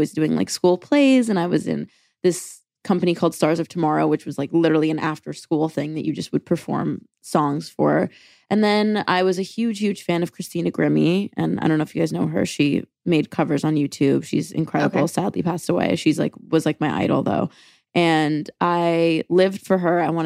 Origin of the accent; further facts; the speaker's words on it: Jericho, New York, United States; I am from Long Island, New York